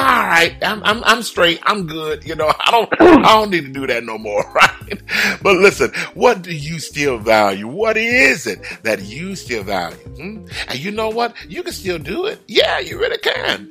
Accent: Houston, Texas, United States; also born or lived in California; now in Georgia, United States; that's my hometown.

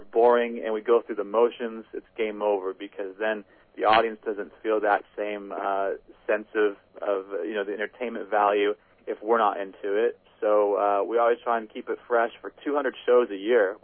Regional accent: Midwest, United States; a Midwest kid

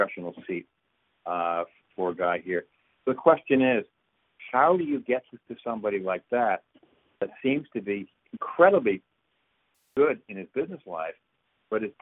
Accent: New York, United States; also born or lived in Massachusetts / Connecticut; now in Maryland, United States; I was raised in New York, and I live in Maryland.

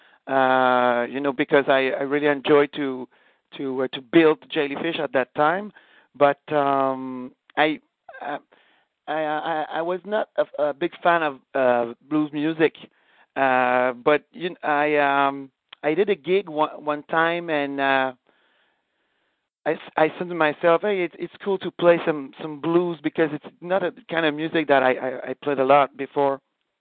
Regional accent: Canada; we are French Canadian

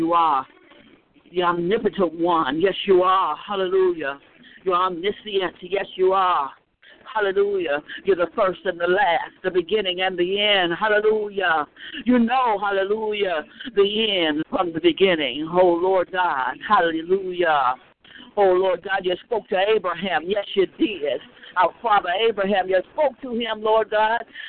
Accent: the South, United States; when we were growing up in the South

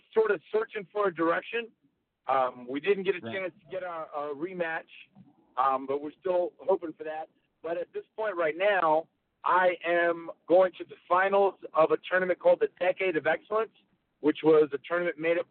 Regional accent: North Carolina, United States; I grew up in North Carolina.

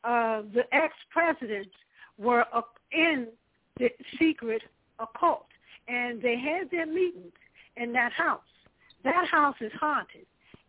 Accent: Washington, District of Columbia, United States; I'm from Washington, D.C.

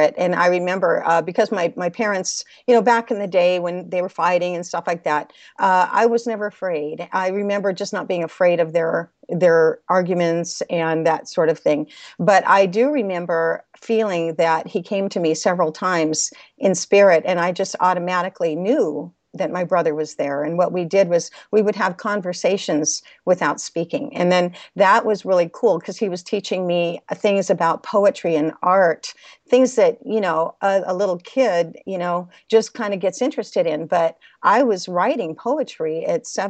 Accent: Los Angeles, California, United States; I was born in Los Angeles, California

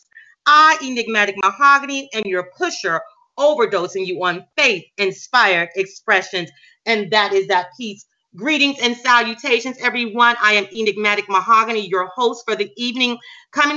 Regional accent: Huntsville, Alabama, United States; my hometown, the city where I reside in right now, Huntsville, Alabama.

